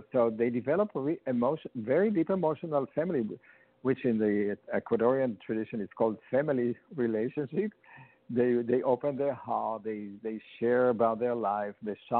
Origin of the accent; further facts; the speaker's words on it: Israel; moved away as an adult; now in New York, United States; they moved to Israel then, and that's where I was born. And they built a kibbutz, which is a commune, a farming commune, on a mountain. It's called Gilboa, and that's where I was born.